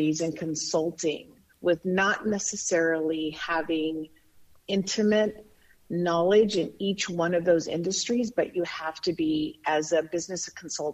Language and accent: English; Bayard, Nebraska, United States; moved away as an adult; also born or lived in San Diego, California; now in California, United States; I grew up in Nebraska, a small community of 1,200 people, western part of Nebraska called Baird